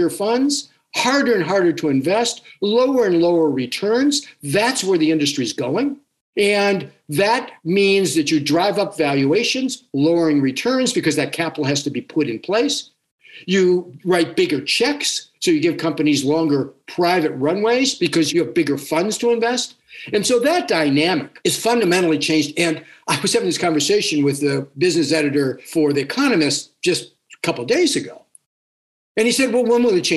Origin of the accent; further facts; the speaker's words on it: New Zealand; we have as Kiwi